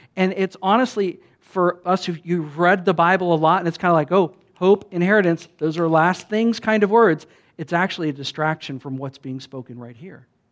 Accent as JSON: {"language": "English", "country": "United States", "said": "I'm a pastor from America"}